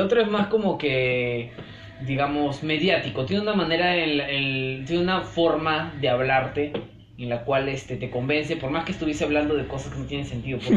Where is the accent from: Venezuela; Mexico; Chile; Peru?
Peru; como peruanos rechazamos